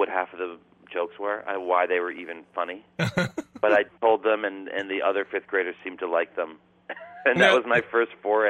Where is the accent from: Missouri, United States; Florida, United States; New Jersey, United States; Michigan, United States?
New Jersey, United States; Princeton; I grew up in Jersey, in Princeton, New Jersey.